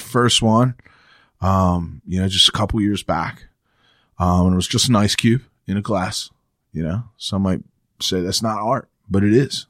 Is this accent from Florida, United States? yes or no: yes; Jupiter, Florida, United States; I grew up in Florida